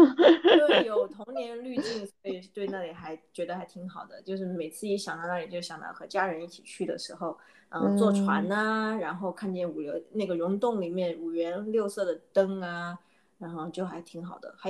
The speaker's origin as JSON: {"language": "Chinese", "town": "Guiyang", "region": "Guizhou", "country": "China", "moved": "yes", "said": "我是来自贵州贵阳"}